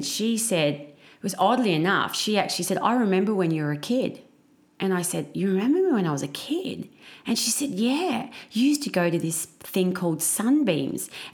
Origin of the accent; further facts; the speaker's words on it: Batemans Bay, New South Wales, Australia; I grew up in a very small country town. Well, not country, coastal town. Yeah. In New South Wales called Batemans Bay.